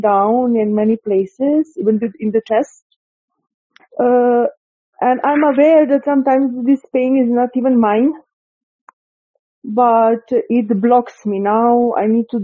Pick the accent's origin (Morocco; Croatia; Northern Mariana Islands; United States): Croatia; now in India; I'm from Croatia, but now I'm living in India